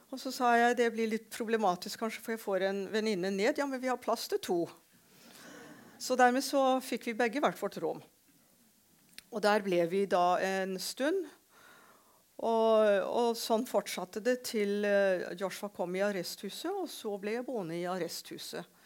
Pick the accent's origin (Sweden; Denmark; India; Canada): India; Shillong, Meghalaya; now in Norway; For jeg ble født og vokste opp i India.